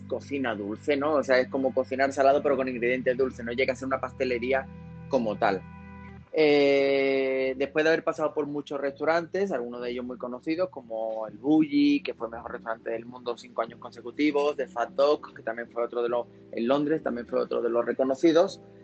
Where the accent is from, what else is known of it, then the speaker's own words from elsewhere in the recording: Seville, Andalusia, Spain; moved away as an adult; now in Mexico; yo soy un sevillano eh, que vive en México hace ya nueve años